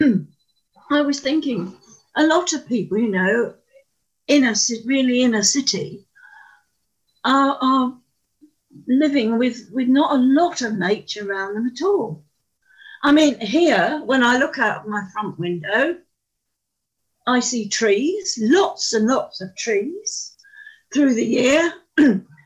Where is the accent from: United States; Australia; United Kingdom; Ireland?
United Kingdom; London; moved away; I was brought up in London, in a terrace street which gave off onto the South Circular Road, very built up. But fortunately, just over that road was Woolwich Common